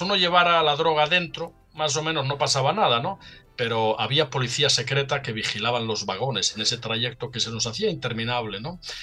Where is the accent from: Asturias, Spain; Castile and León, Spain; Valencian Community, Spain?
Asturias, Spain; Salinas; moved away; desde mi pueblo natal, Salinas, un pueblecito en la costa norte